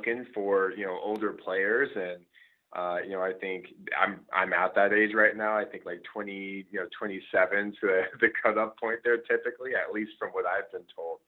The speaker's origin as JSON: {"language": "English", "town": "Scottsdale", "region": "Arizona", "country": "United States", "also_born_or_lived": "Michigan", "moved": "as an adult", "said": "So I'm actually originally from Scottsdale, Arizona"}